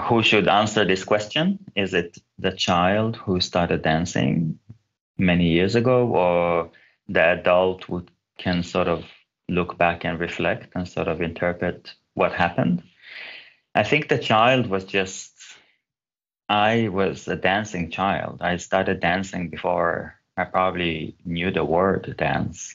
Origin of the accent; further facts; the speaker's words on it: Israel; moved away as an adult; also born or lived in Gothenburg, Sweden; I was born in Israel, but my mom's family are from Turkey, and my father's family came to Israel from Iran and Uzbekistan